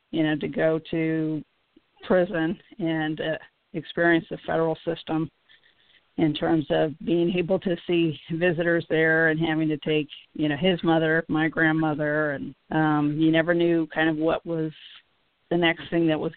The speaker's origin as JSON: {"language": "English", "country": "United States", "tie": "born or raised there", "said": "as a child and during my formative years and stuff, I we grew up in the United States"}